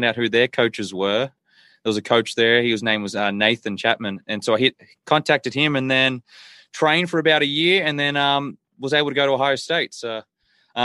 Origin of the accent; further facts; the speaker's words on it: Australia; also born or lived in Philadelphia / Texas; now in United States; I grew up in Australia, like right by a beach. So, more of a coastal town